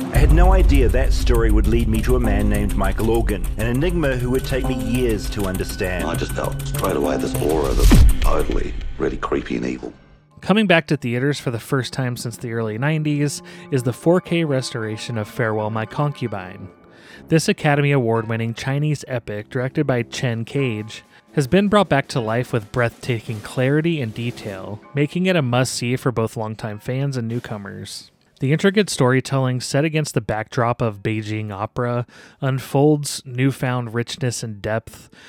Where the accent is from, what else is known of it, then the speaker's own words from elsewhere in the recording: New Zealand; I'm a journalist from New Zealand.